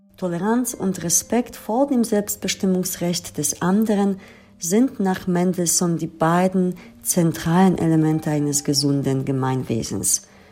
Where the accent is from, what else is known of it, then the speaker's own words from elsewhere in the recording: Lower Silesian Voivodeship, Poland; now in Germany; ich komme aus Polen, aus einem Land, das vor dem Zweiten Weltkrieg den größten jüdischen Bevölkerungsanteil hatte. Ich wuchs in einem Land auf